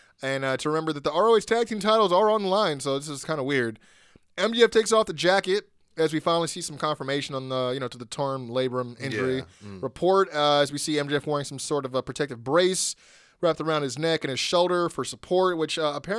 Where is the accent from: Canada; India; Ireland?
Canada; now in Orlando, United States; It's me, live from Florida, in Orlando. I live here now, but I'm still Canadian.